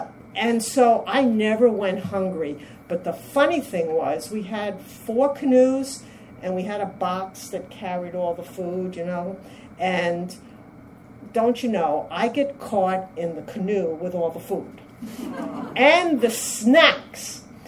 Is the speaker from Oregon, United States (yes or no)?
no; New York City, New York, United States; now in Massachusetts, United States; I'm … from Massachusetts, but transplanted from the only city that I was told everything else is a suburb, New York City.